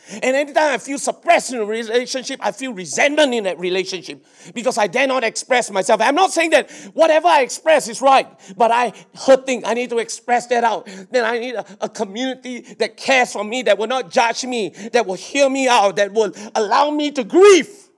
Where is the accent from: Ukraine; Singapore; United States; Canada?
Singapore; I'm a Singaporean.